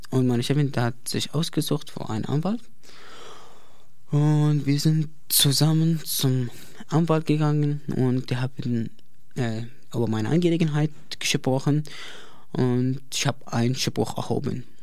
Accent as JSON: {"language": "German", "country": "Iraq", "also_born_or_lived": "Baghdad", "second_language": "German", "moved": "as an adult", "lives_now": "Erlangen, Germany", "said": "ich bin 23 Jahre und ich komme aus dem Irak."}